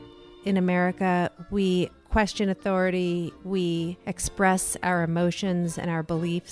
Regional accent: United States; also born or lived in Los Gatos, California; as an American

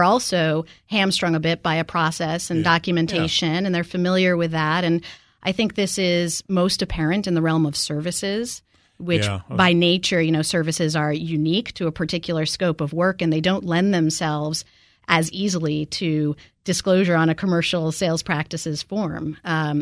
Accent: Maine, United States; we're both from Maine

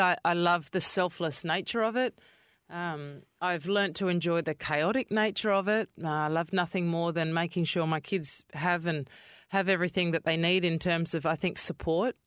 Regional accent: Adelaide, South Australia, Australia; now in Perth, Australia; I grew up in Kidman Park, which is towards Henley Beach Way of Adelaide

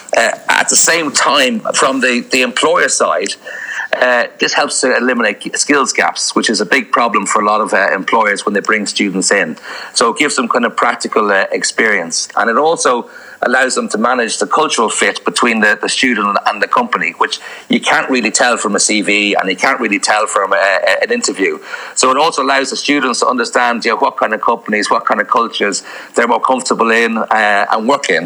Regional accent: Dublin, Leinster, Ireland; moved away as an adult; also born or lived in Amsterdam / Indonesia / Iran; now in Croatia; I'm originally from Dublin and I studied in uh, uh, UCD there

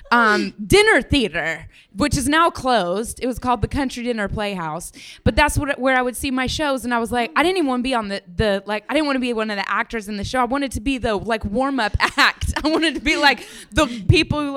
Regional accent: Denver, Colorado, United States

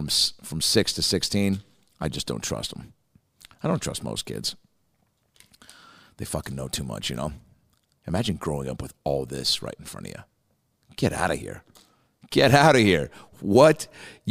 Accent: Seattle, Washington, United States; moved away; I go, Seattle

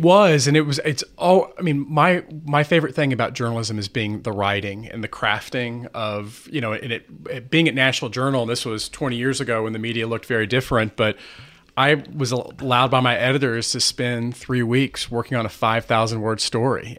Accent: McAllen, Texas, United States; moved away as an adult; also born or lived in Washington; I grew up in McAllen, Texas

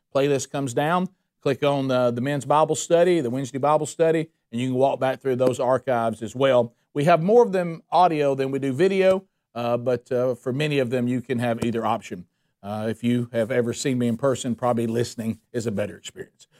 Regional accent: Calhoun County, Alabama, United States; I'm from Calhoun County, Alabama

